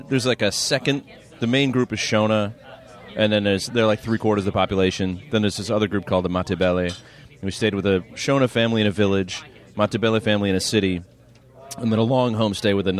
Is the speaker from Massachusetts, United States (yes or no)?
yes; Massachusetts, United States; now in California, United States; I'm from Massachusetts